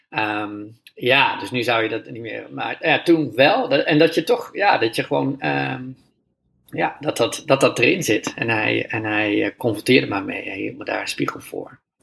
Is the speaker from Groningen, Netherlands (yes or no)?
yes; Groningen, Netherlands; ik ben opgegroeid in Groningen